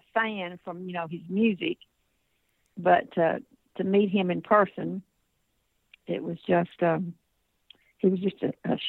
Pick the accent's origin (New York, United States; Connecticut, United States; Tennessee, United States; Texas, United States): Tennessee, United States; Union City; moved away as an adult; also born or lived in Memphis, Tennessee; I was born in Northwest Tennessee up by Kentucky, Union City, Tennessee, Obine County. Country girl, great basketball player. Moved to Memphis in 1960